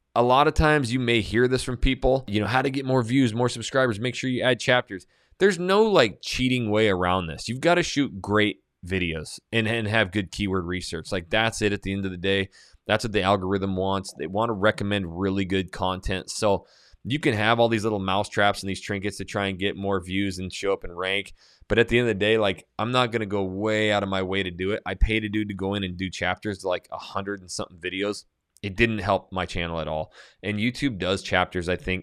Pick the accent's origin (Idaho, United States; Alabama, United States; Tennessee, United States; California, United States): Idaho, United States; North; I'm from North Idaho, a beer guzzling dude